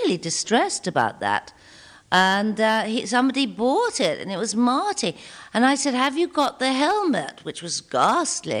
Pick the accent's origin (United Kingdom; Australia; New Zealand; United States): United Kingdom; Belfast, Northern Ireland; moved away; back home to Belfast, where I come from originally